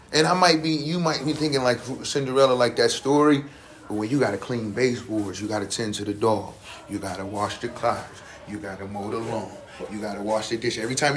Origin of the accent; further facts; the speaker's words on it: United States; I'm American